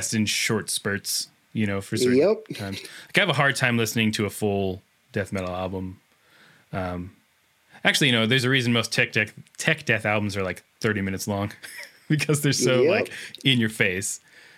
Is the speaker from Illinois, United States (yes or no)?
no; Seattle, Washington, United States; I'm from Seattle, which is close by.